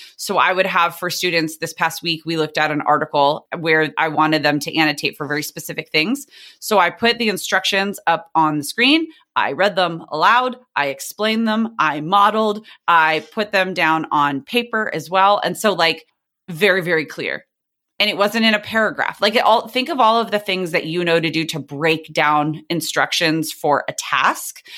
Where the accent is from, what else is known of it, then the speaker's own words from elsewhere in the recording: San Diego, California, United States; I teach in the district where I grew up in San Diego, California.